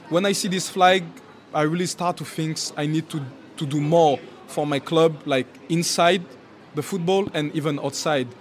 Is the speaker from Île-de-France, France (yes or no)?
yes; Châtenay-Malabry, Île-de-France, France; English is a second language; now in Newcastle, United Kingdom; We're born in the same area, so we're from Châtenay Malabry